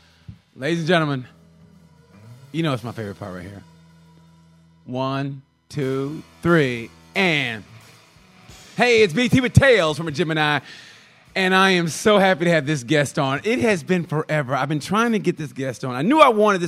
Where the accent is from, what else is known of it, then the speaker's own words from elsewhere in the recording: United States; I'm American